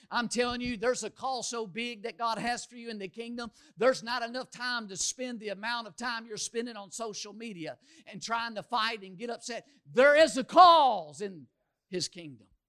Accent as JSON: {"language": "English", "town": "Louisville", "region": "Kentucky", "country": "United States", "tie": "born or raised there", "moved": "yes", "said": "I grew up in Louisville, the largest city in Kentucky"}